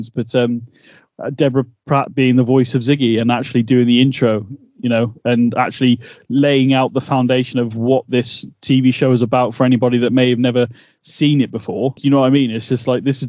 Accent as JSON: {"language": "English", "country": "United Kingdom", "said": "We're two British guys"}